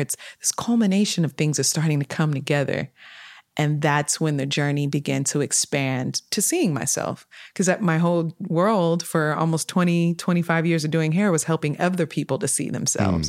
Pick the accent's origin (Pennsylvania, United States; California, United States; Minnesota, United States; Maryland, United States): California, United States; Sacramento; also born or lived in Detroit, Michigan; grew up in Sacramento, California, between twenty-ninth Street, Southside, Oak Park area. Yeah, I was born in Detroit, Michigan, but my mother brought me here when I was a little bundle